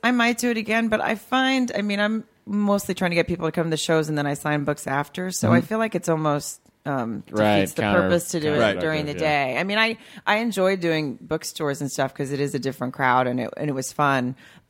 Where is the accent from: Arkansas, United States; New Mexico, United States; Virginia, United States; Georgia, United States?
Arkansas, United States; Farmington; born or raised there